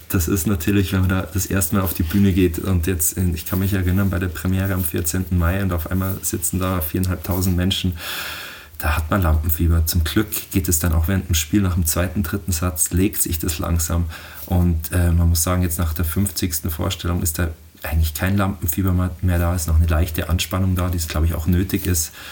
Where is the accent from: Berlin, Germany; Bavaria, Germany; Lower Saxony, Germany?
Bavaria, Germany; Oberammergau; Also ich bin in Oberammergau geboren und hier aufgewachsen